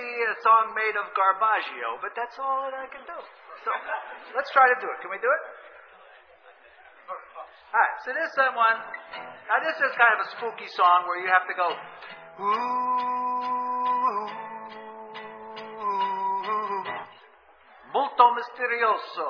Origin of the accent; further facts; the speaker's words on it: New York City, New York, United States; moved away; I came from Brooklyn